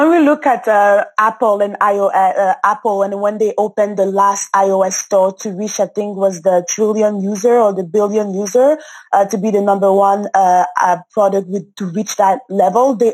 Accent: Cameroon; I'm from Cameroon and I'm a, Fr- I'm a French speaker.

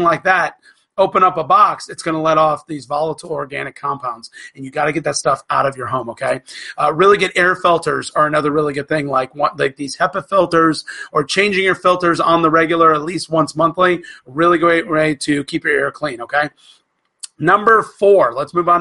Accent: Florida, United States; when I was growing up in Florida

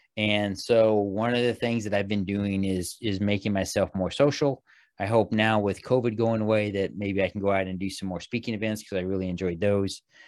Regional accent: Missouri, United States; when I was a young kid, growing up in Missouri

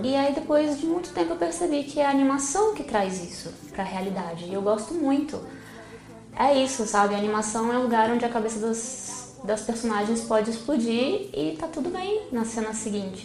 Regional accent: Brazil; Eu como brasileira

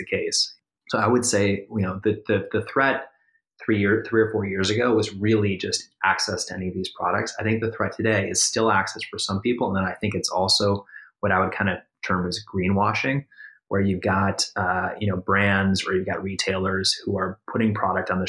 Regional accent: Minnesota, United States; moved away; I grew up in the Midwest myself. I grew up in Minnesota.

